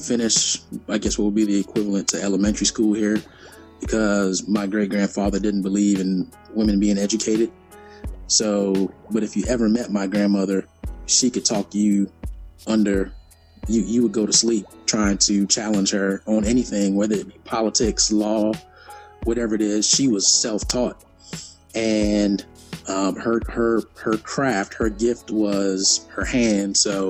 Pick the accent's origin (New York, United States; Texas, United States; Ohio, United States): New York, United States; New York City; I was born in Brooklyn, New York. One of the first people in my family born outside the country, two islands, one country of Trinidad and Tobago.